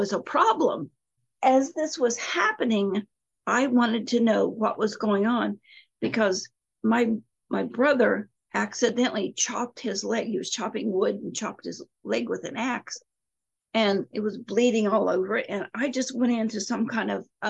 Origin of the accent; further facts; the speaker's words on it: Appalachia, United States; I was raised in Appalachia